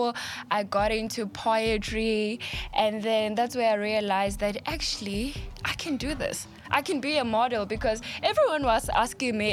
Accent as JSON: {"language": "English", "town": "Taung", "region": "North West", "country": "South Africa", "tie": "born or raised there", "also_born_or_lived": "Bram Fischer, Soweto", "moved": "yes", "lives_now": "Johannesburg, South Africa", "said": "I grew up in a rural area called Taung, and then I moved to the side."}